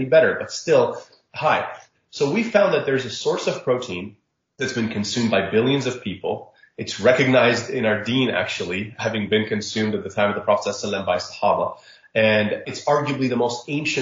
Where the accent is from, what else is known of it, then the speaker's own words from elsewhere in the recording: Jeddah, Makkah Province, Saudi Arabia; moved away; also born or lived in Egypt (parents); I grew up in Saudi Arabia